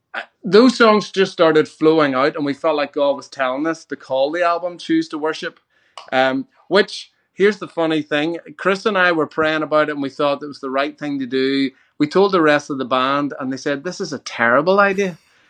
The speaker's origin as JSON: {"language": "English", "country": "Ireland", "said": "Well, as an Irishman, I love grass, and my my lawn is pretty much like the most magnificent thing you've ever seen."}